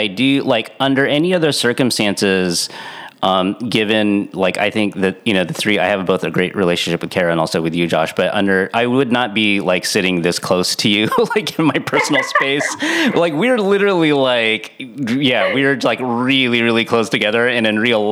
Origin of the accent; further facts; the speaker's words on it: San Diego, California, United States; I'm from San Diego. We don't have snow